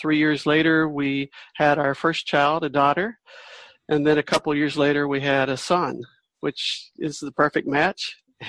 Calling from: North Carolina, United States; I'm coming from North Carolina in the USA.

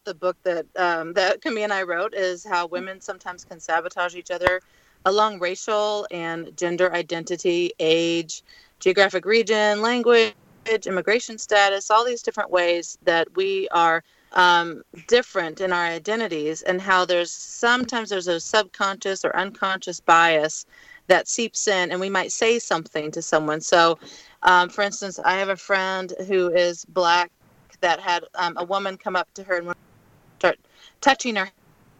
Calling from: Port Townsend, Washington, United States; I'm in Port Townsend, Washington, up by the Olympic Peninsula, but I live in Bellingham.

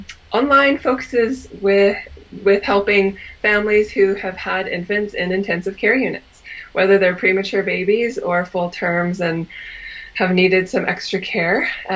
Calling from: British Columbia, Canada; I'm hailing from British Columbia, Canada, and we are finally getting rid of our snow, so that's nice.

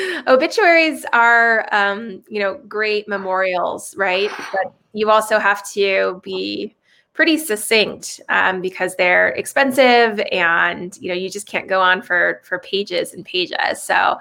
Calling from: San Francisco, California, United States; I'm calling from San Francisco, which is where I live and have been living throughout the entire pandemic.

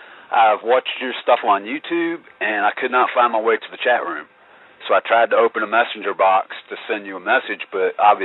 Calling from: Virginia, United States; I'm calling from Virginia

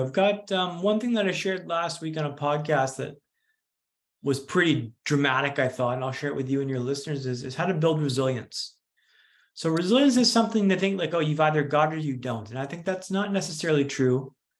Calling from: Vancouver, British Columbia, Canada; also born or lived in London; So I'm in calling from Vancouver, Canada today, but I moved back last year from London, where I was living for 10 years. So I'm recently back in Vancouver.

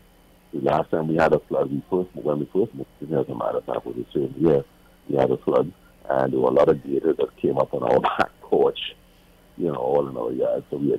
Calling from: Orlando, Florida, United States; I'm calling from Orlando.

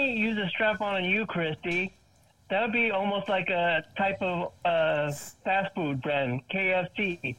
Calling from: Florida, United States; I'm calling from Florida.

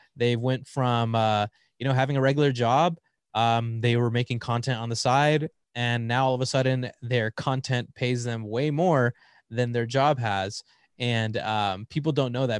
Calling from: Riverside, California, United States; I'm calling in from Riverside, California, uh, about an hour out of, uh, L A.

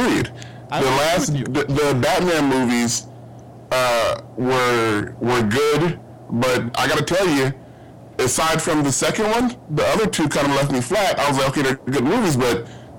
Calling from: Glendale, California, United States; I'm calling from Glendale, California.

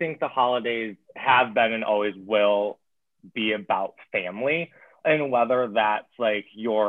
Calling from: Michigan, United States; I'm calling in from Michigan.

